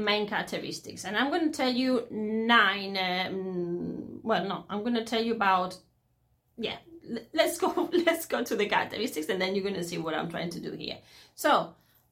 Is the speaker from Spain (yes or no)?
yes; Spain; English is a second language; I'm into English philology and I'm Spanish.